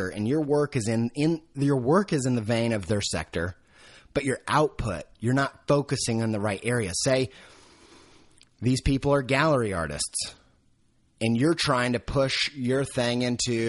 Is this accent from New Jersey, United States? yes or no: no; Indiana, United States; moved away; I came from Indiana.